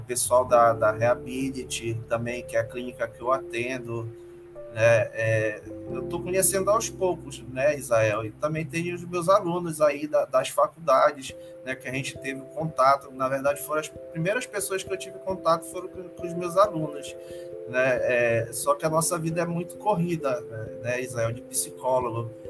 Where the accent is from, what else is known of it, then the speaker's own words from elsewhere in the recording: Belém, Pará, Brazil; moved away as an adult; also born or lived in Rondônia; now in Marabá, Brazil; eu sou natural de, de Belém